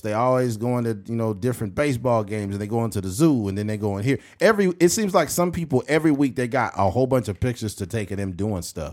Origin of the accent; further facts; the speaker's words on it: United States; we're American citizens